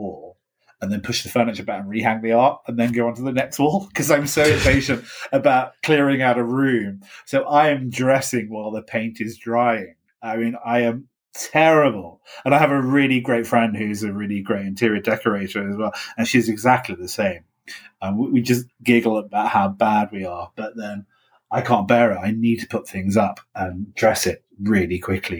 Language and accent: English; United Kingdom; also born or lived in Ireland; I'm British